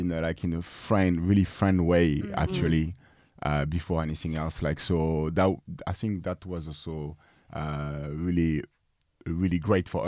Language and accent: English; France; as a French